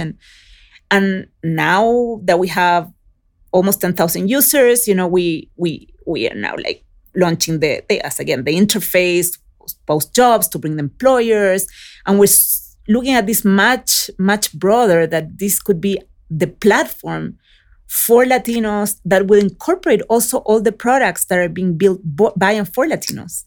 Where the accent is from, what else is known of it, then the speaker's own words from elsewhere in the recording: Chile; moved away; also born or lived in Oakland, California; I was raised in Chile